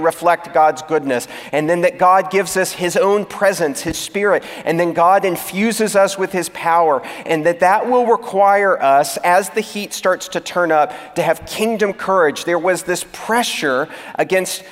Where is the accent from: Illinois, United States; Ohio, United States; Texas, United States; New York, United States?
Texas, United States; moved away as an adult; also born or lived in California; I moved from my home state of Texas to that of California